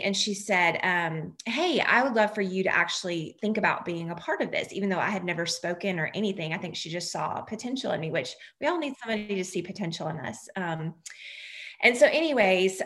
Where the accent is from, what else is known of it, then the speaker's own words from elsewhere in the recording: North Carolina, United States; right here in my hometown